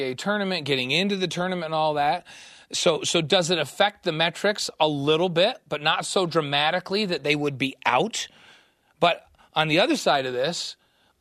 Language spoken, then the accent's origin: English; New York, United States; moved away; I grew up in New York